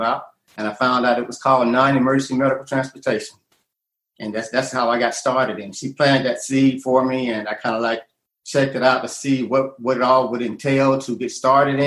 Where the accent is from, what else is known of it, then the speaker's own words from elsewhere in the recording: Atlanta, Georgia, United States; I'm from Atlanta, you know, and I've been here about 35 years now.